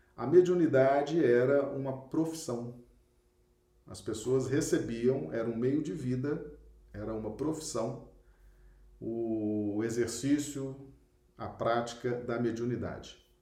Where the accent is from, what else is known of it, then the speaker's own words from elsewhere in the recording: Acre, Brazil; cidade muito simpática aqui do nosso estado do Acre